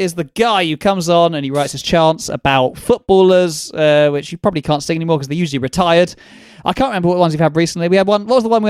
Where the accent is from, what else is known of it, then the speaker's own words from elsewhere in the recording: London, United Kingdom; Maybe it's because I'm a Londoner.